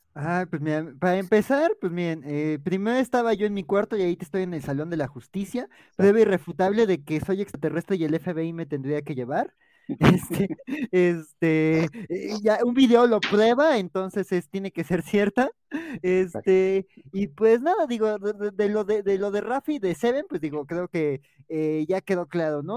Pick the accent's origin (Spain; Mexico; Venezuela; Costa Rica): Mexico